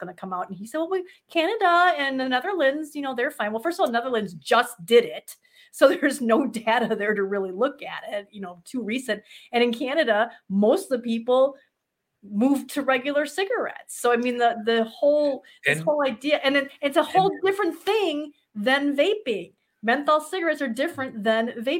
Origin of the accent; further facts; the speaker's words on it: Midwest, United States; accent: Midwestern; my Midwestern accent